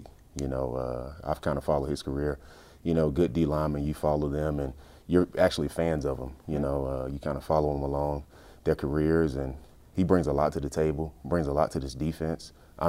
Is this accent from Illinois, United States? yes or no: yes; Chicago, Illinois, United States; Oh, well, I mean, I came from Chicago, so Chicago was known for defense.